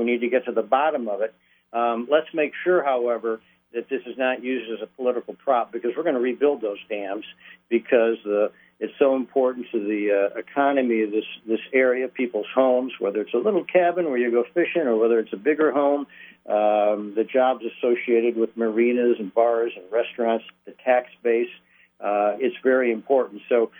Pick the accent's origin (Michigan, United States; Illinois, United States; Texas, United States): Michigan, United States; Midland; I was born and raised in Midland, as my wife Cynthia was as well. We grew up on the same block.